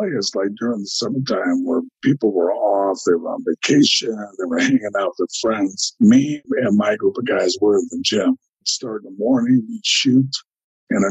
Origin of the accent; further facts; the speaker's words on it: Elk Grove, California, United States; I grew up in California. I went to this high school, Elk Grove, California